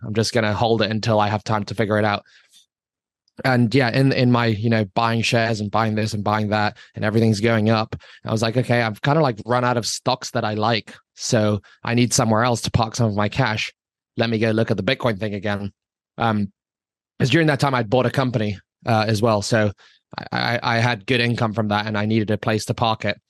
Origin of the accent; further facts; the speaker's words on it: Hong Kong; I grew up in Hong Kong. I lived in Hong Kong for twenty-five years.